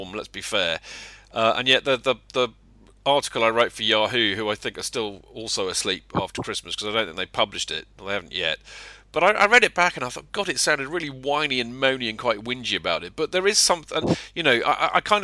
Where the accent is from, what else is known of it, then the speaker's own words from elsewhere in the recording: England, United Kingdom; we're English